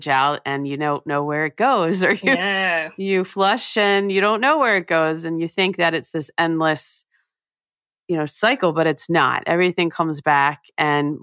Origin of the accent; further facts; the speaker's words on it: New Jersey, United States; I grew up in New Jersey in the U.S.